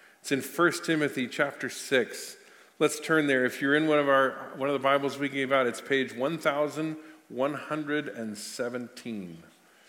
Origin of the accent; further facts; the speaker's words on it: United States; I'm an American citizen